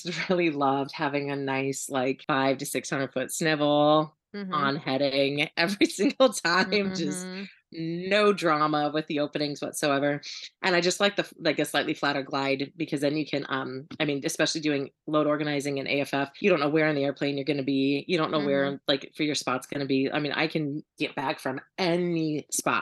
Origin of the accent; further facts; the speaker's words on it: Montana, United States; moved away; also born or lived in Kansas; I grew up in Montana